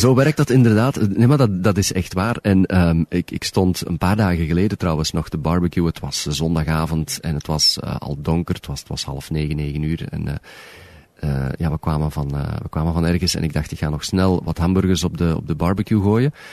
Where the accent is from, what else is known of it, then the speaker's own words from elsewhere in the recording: Belgium; moved away as an adult; also born or lived in Moncton, Canada; now in Toronto, Canada; Ik ben nooit uit België vertrokken met slaande deuren